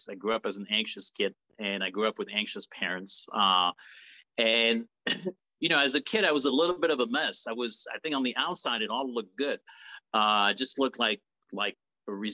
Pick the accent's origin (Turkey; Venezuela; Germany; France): France; Paris, Île-de-France; moved away; I was born and raised in France, in Paris